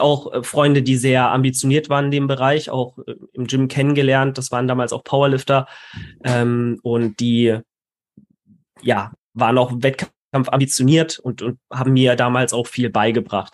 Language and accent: German; Karlsruhe, Baden-Württemberg, Germany; in meiner Heimatstadt in Karlsruhe